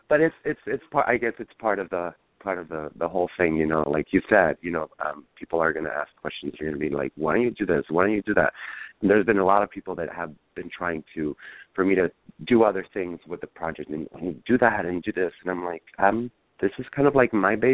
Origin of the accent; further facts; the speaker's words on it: San Diego, California, United States; born there; I was born here in San Diego, but raised in Chijes.